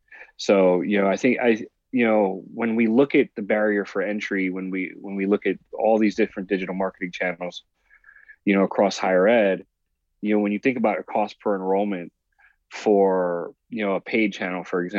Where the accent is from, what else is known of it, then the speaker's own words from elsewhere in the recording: Puerto Rico; now in San Diego, United States; I grew up in Puerto Rico as a kid